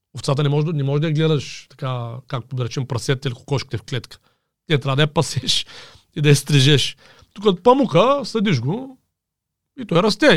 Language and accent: Bulgarian; Rhodopes, near Haskovo, Haskovo Province, Bulgaria; от Родопите съм едно парче, само че от края от към Хасково, нали, там от едно село, нали, баща ми, там съм израснал